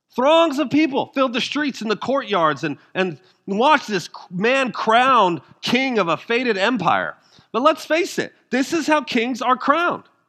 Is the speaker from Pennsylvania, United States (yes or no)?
no; Denver, Colorado, United States; I'm from Denver